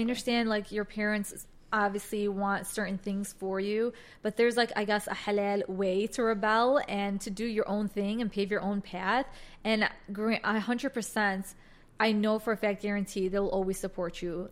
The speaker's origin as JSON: {"language": "English", "town": "Chicago", "region": "Illinois", "country": "United States", "tie": "born or raised there", "said": "I was born and raised in Chicago"}